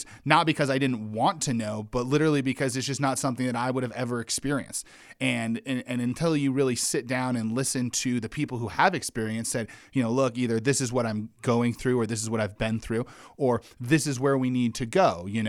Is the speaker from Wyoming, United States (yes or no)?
yes; Wyoming, United States; And I grew up in Wyoming, which was about 98% white, and had very little, you know, diverse experiences.